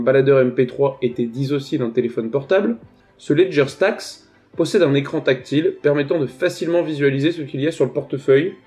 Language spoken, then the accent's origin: French; France; Je suis français